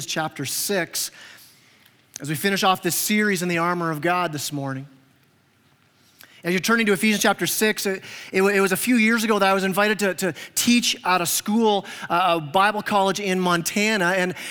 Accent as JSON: {"language": "English", "country": "Canada", "moved": "yes", "lives_now": "Huntsville, United States", "said": "I'm Canadian"}